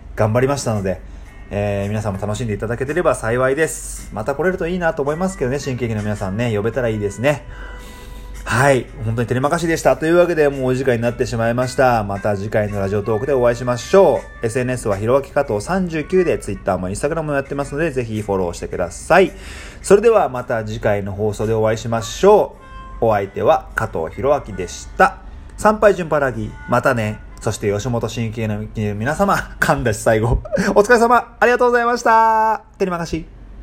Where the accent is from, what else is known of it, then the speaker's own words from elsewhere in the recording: Tokyo, Japan; moved away as an adult; now in Indonesia; 僕は東京で育ってるんで